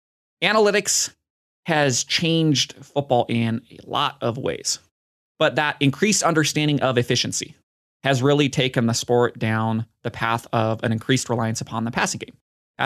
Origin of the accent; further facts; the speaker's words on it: Nebraska, United States; Maybe it's because I'm so biased and I grew up in Nebraska when they were at the peak of their powers